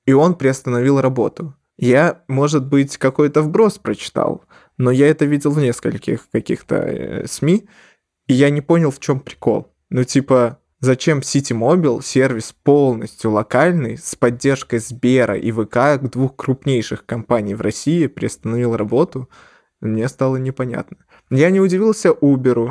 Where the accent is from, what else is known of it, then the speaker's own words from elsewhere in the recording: Belarus; also born or lived in Ukraine; я как бы жил всю жизнь в Беларуси